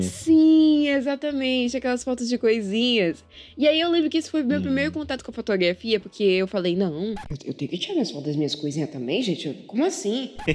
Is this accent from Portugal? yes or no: no; Manaus, Amazonas, Brazil; sou aqui de Manaus, Amazonas. Eu nasci aqui nessa terrinha, cresci aqui nessa terrinha